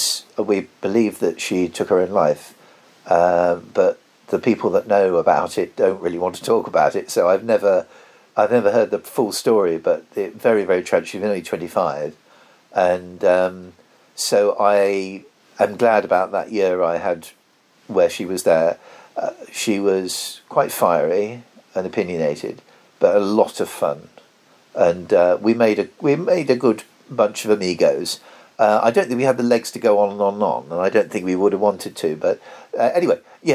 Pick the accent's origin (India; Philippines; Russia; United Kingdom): United Kingdom; I grew up in Tollgate Road.